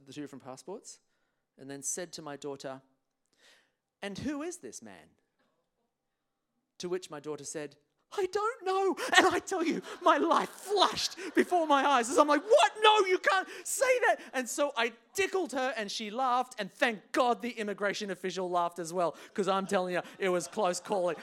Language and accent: English; England, United Kingdom; now in Australia; I was traveling on a British passport because I was born in England